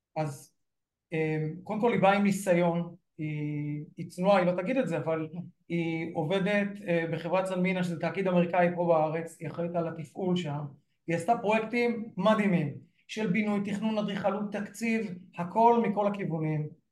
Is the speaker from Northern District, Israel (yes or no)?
yes; Northern District, Israel; אני גדלתי במושב קטן בגבול הצפון